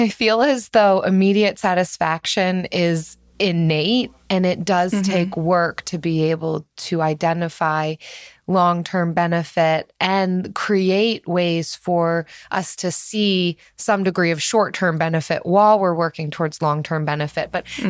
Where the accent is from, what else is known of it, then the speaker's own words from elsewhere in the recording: Philadelphia, Pennsylvania, United States; I'm from Philadelphia